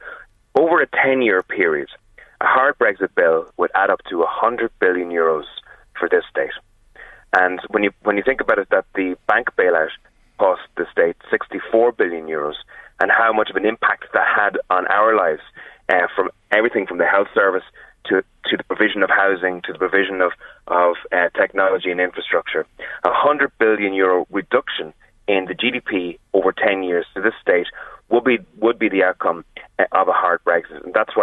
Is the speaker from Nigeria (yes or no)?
no; Ireland; We in Ireland should be determining these rules and laws ourselves.